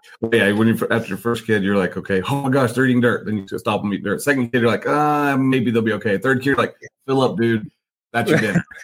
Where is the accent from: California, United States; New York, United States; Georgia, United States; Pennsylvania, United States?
Georgia, United States; I'm from Georgia.